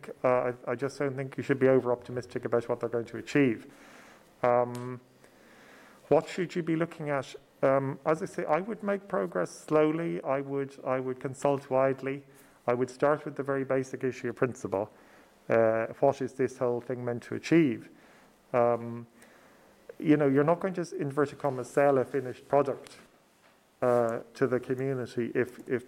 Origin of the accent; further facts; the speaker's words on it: Ireland; as a Southerner